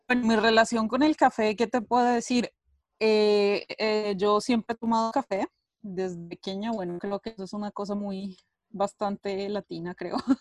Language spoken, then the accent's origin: Spanish; Colombia; now in Italy; soy de Colombia, eh, vivo en Italia hace ya bastante tiempo